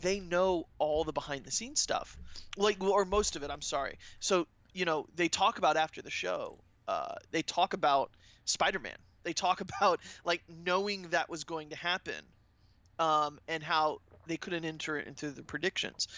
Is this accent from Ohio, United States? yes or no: no; Orlando, Florida, United States; I'm from Orlando